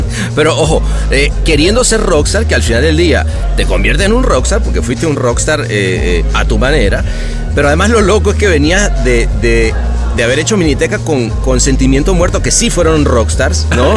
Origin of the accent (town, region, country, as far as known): Venezuela; moved away